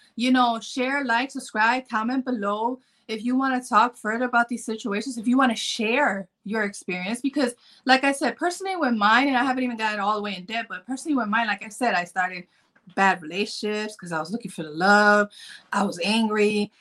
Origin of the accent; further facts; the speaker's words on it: Chicago, Illinois, United States; I'm from Chicago